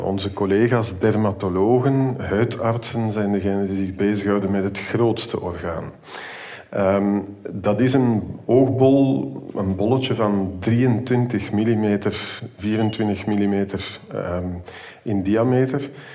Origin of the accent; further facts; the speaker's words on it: Antwerp, Flanders, Belgium; now in Ghent, Belgium; Gelukkig ben ik in de stad, waar dat ik opgegroeid ben trouwens